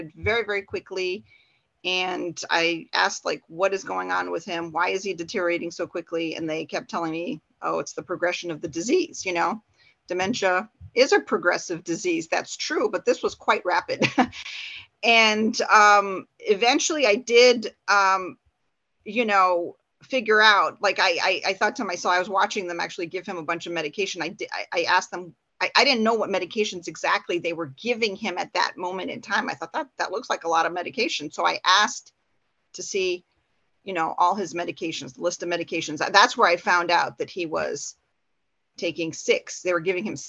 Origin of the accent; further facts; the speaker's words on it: Porter County, Indiana, United States; I'm from Porter County